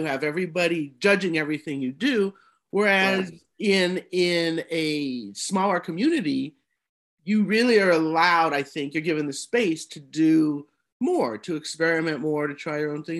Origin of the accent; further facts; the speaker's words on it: Denver, Colorado, United States; coming from not a huge city, I grew up in Denver.